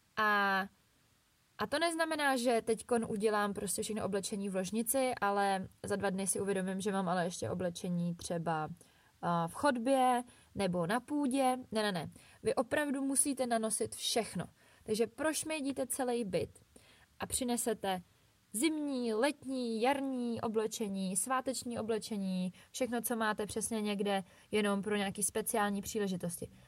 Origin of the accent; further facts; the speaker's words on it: Bohemia, Czechia; u nás v Čechách